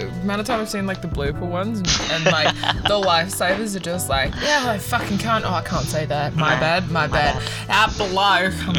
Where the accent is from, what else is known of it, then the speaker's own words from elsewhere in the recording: New Zealand; now in Australia; As a Kiwi, obviously, and coming over